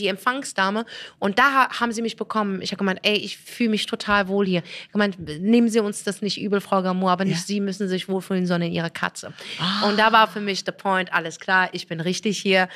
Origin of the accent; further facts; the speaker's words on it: Morocco; now in Germany; Ich bin Marokkanerin